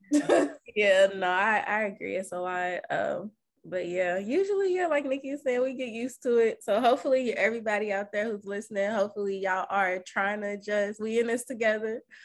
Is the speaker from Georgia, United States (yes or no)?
no; Kentucky, United States; now in Los Angeles, United States; I'm from Kentucky